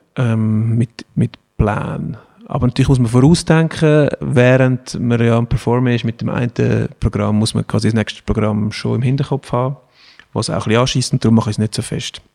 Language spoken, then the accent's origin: German; Switzerland; das ist halt die Schweizer Mentalität. Wir sind ja auch ein Polyglot